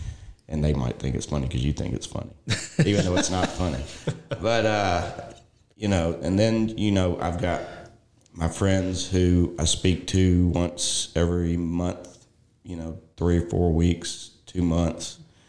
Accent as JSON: {"language": "English", "town": "Memphis", "region": "Tennessee", "country": "United States", "tie": "born or raised there", "said": "I grew up in Memphis, a big city, in a small section of Memphis called Whitehaven. And, you know, it was such a small community."}